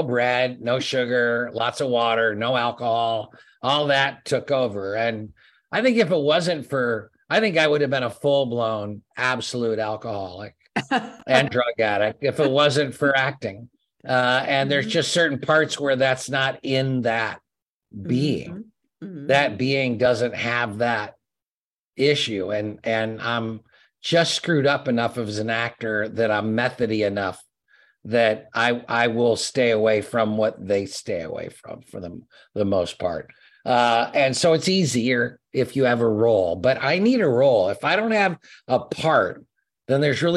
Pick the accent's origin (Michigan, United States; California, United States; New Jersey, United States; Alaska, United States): Michigan, United States; East Lansing; where I grew up in East Lansing